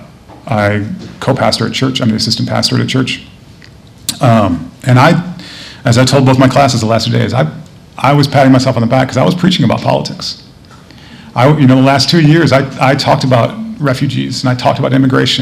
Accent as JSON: {"language": "English", "region": "Michigan", "country": "United States", "tie": "born or raised there", "said": "I'm from Michigan"}